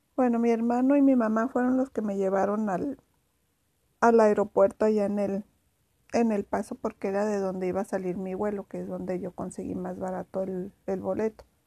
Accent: Ciudad Juárez, Chihuahua, Mexico; soy de Juárez

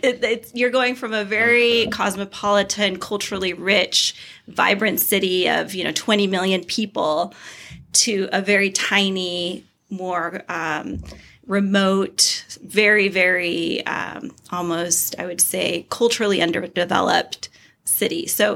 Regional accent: Costa Rica; also born or lived in El Salvador; now in United States; I was born in Costa Rica. So it's a small country in Central America.

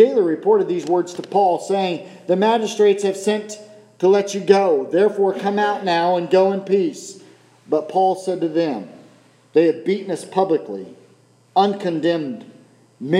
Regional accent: United States; being American

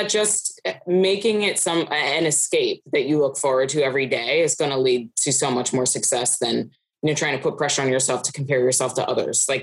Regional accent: Philadelphia, Pennsylvania, United States; I grew up in the Philadelphia area where hockey wasn't really huge

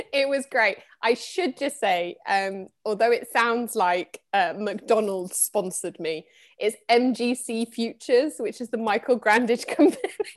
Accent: Midlands, United Kingdom; also born or lived in Reading; I grew up in the Midlands. I was actually born in Reading.

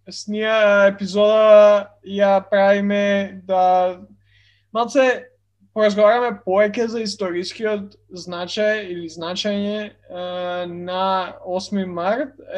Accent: Skopje, North Macedonia; А, сите мислам дека сме од Скопје

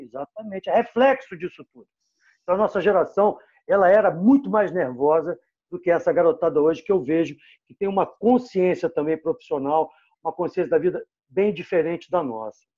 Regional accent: Rio de Janeiro, Brazil; eu sou cria do Posto 4 Copacabana

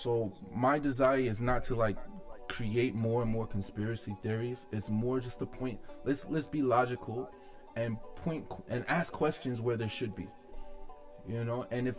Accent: United States; So as American people

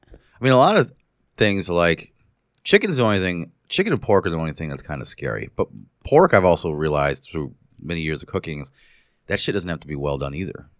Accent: New Paltz, New York, United States; moved away as an adult; I was living in my hometown of New Paltz

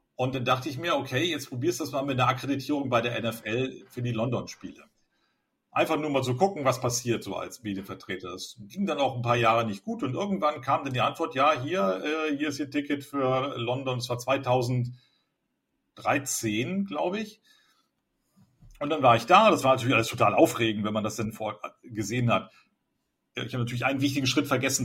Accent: Cuxhaven, Lower Saxony, Germany; now in Berlin, Germany; Ich bin in Cuxhaven aufgewachsen, also in der Nordsee, wo wir nicht so viel hatten.

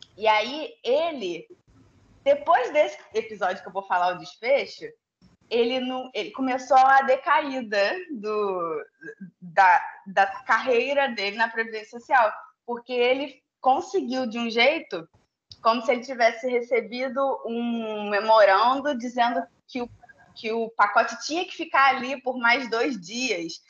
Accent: São Gonçalo, Rio de Janeiro, Brazil; also born or lived in Tijuca, Rio de Janeiro / Niterói; Eu também sou de São Gonçalo

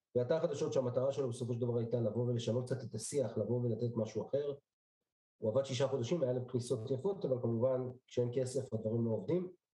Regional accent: Petah Tikva, Central District, Israel; also born or lived in Bnei Brak; נולדתי בשנת תשע עשרה שמונים וארבע בבני ברק, במשפחה דתית לאומית.

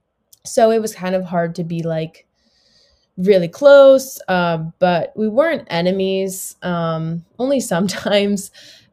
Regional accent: South Florida, United States; I grew up in Florida, in South Florida, still live here today

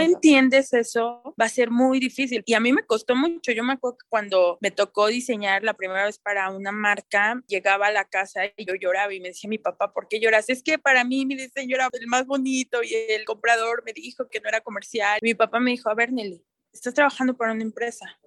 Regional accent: Toluca, State of Mexico, Mexico; yo soy de Toluca

